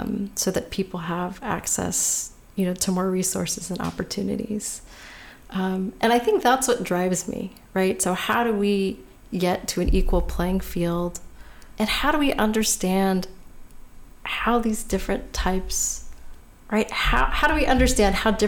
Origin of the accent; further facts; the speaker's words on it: California, United States; I was born and raised in California